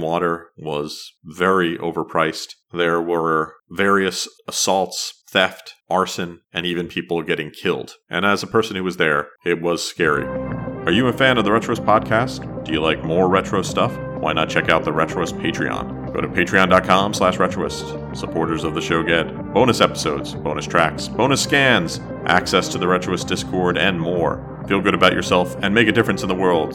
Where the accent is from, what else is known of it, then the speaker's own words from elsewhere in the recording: New Jersey, United States; growing up in New Jersey